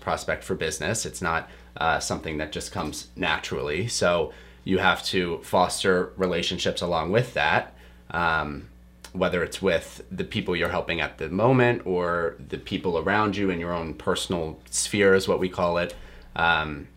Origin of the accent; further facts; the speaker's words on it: outside of Pittsburgh, Pennsylvania, United States; moved away as an adult; I grew up outside of Pittsburgh.